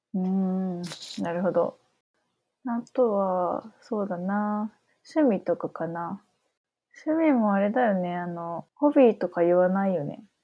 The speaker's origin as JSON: {"language": "Japanese", "town": "Matsuyama", "region": "Ehime", "country": "Japan", "tie": "born or raised there", "said": "私は生まれも育ちも松山なんだけど"}